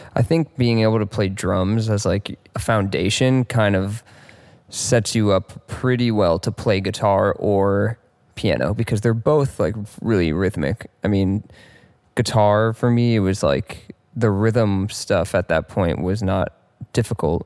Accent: Mill Valley, California, United States; Grew up in Mill Valley, California, which is, like, just north of San Francisco

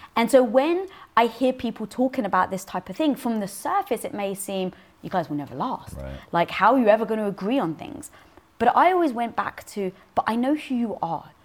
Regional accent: London, United Kingdom; born or raised there

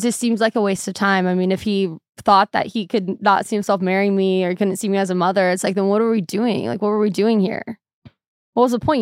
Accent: Seattle, Washington, United States; also born or lived in Arizona; Seattle's super depressing. I love it. It's my hometown

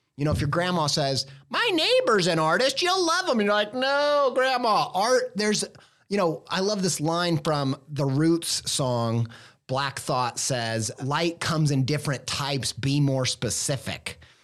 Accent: Indiana, United States; I will always be a Midwestern Indiana boy raised

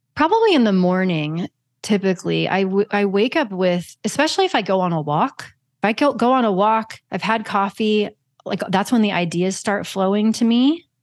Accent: Kansas, United States; I'm from Kansas

